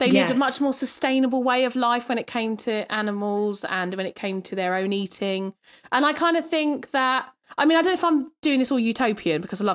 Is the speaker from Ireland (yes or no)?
no; United Kingdom; as a Brit